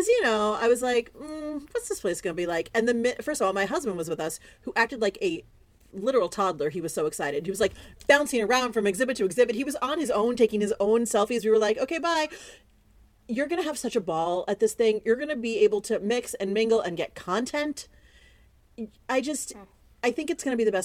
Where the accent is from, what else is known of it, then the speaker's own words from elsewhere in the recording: East Coast, United States; moved away; I grew up on the East Coast